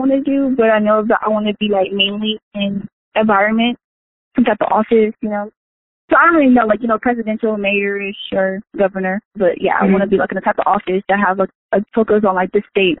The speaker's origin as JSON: {"language": "English", "town": "Sacramento", "region": "California", "country": "United States", "tie": "born or raised there", "said": "I grew up in Sacramento, California."}